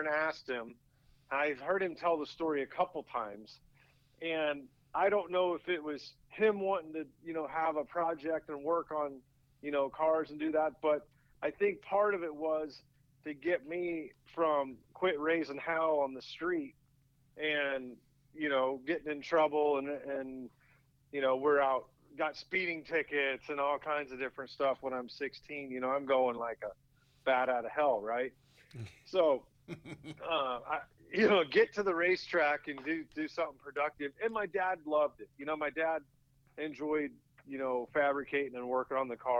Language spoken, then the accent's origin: English; Portland, Oregon, United States; I grew up in the Northwest, so certainly not the NASCAR capital by any means in the U.S